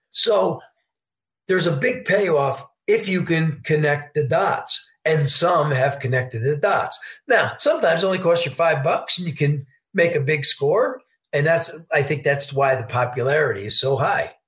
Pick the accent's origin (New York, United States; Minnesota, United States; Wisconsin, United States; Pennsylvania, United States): New York, United States; Poughkeepsie; moved away; I'm a New Yorker. I'm from Poughkeepsie, New York, originally